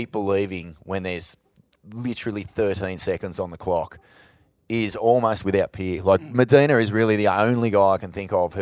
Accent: Australia; as Australian

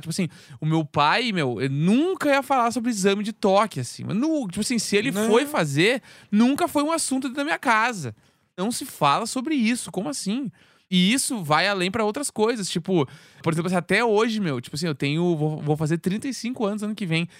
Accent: Rio Grande do Sul, Brazil; now in São Paulo, Brazil; eu sendo gaúcho

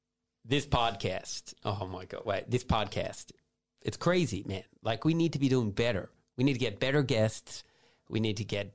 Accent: Australia; accent: Australian

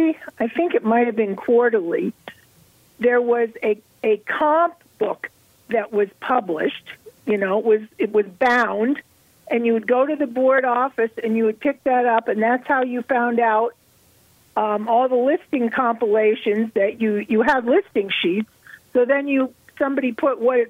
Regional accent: Pennsylvania, United States; now in New Hampshire, United States; I was born and raised in Pennsylvania, but I've been in New Hampshire for 40-some years, 45 years at least

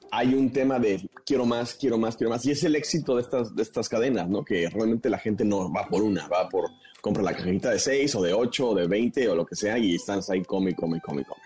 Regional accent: Mexico; en México adoptamos el término dona

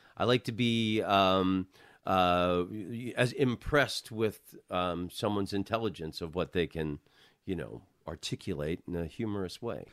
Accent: Orlando, Florida, United States; now in Los Angeles, United States; I'm from Orlando

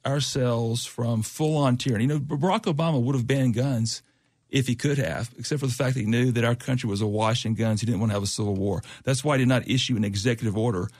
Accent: Alabama, United States; I'm from Alabama.

